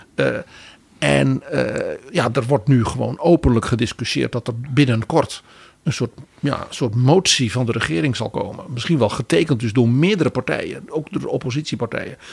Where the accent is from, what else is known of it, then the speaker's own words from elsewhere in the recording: Netherlands; wij als Nederlanders